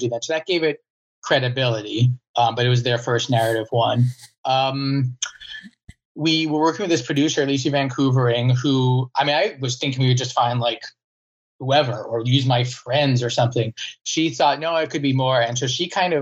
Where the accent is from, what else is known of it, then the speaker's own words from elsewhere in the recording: Virginia, United States; I'm from Virginia